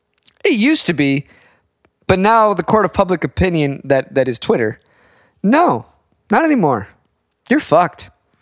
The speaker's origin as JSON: {"language": "English", "country": "United States", "said": "And as an American"}